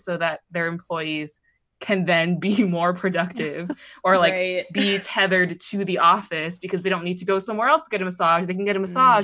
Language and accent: English; Pittsburgh, Pennsylvania, United States; I grew up outside of Pittsburgh